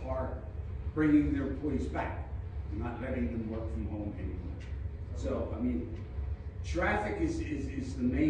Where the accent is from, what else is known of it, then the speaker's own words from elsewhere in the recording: Philadelphia, Pennsylvania, United States; moved away as an adult; now in Newtown, United States; You know, I grew up in Philadelphia